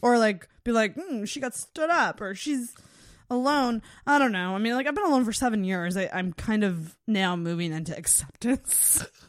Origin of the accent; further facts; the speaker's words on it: Antigonish, Nova Scotia, Canada; I'm from Agamish